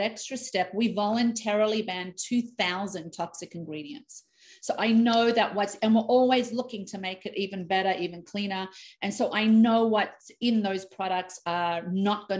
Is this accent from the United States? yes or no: no; Australia; moved away as an adult; now in Canada; I'm born and raised in Australia